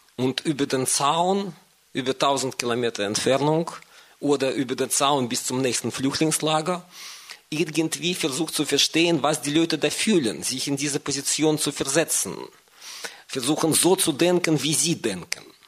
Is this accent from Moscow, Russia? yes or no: yes; Moscow, Russia; moved away; ich bin ursprünglich aus Moskau